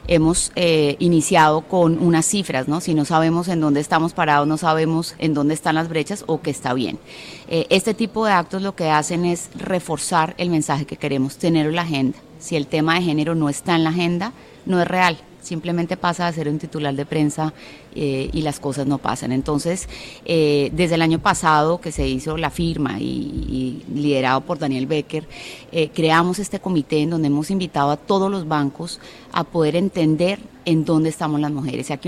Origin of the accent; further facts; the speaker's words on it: Colombia; Soy colombiana.